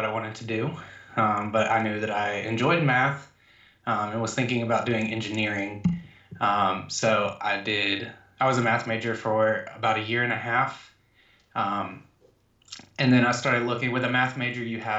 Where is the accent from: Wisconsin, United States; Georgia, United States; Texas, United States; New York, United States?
Georgia, United States; I am from Georgia, born and raised, Southern boy